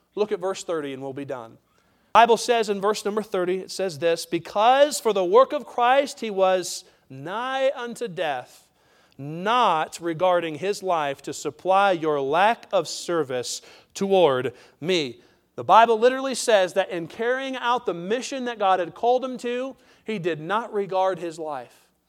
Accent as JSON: {"language": "English", "country": "United States", "said": "we as American citizens"}